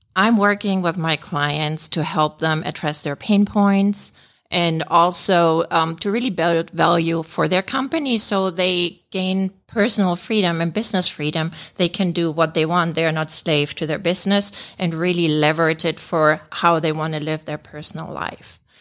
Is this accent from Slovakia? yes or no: no; Germany; moved away as an adult; now in United States; I'm born and raised in Germany, uh, but we've been living here in the States for over twenty years